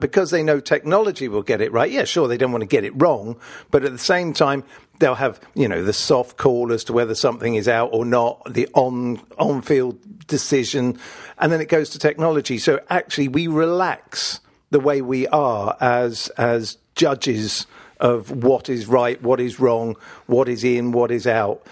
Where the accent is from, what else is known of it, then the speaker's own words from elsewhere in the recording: Richmond, London, United Kingdom; we had this complex of venues where I grew up in Richmond